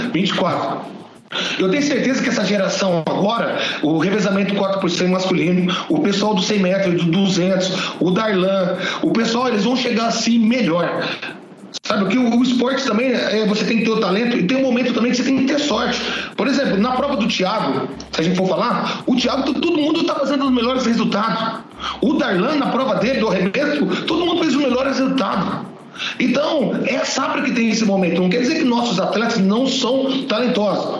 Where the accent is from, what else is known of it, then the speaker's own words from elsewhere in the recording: Lençóis Paulista, São Paulo, Brazil; moved away as an adult; also born or lived in Araçatuba; now in Presidente Prudente, Brazil; lá para Lençóis Paulista, onde eu nasci